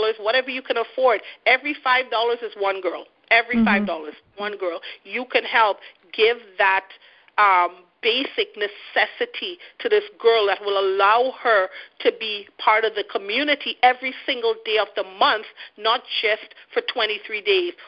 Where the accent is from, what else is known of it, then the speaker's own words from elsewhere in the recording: Trinidad & Tobago; now in Canada; a person like me from another third world country, which Trinidad is, I live in Canada